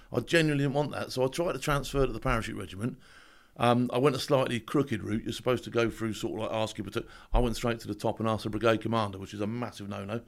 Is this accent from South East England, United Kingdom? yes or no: yes; Southampton, South East England, United Kingdom; also born or lived in Lambeth, London; I was adopted to a family down south. Now, this family in Southampton, they thought they were sort of like middle class, but they weren't.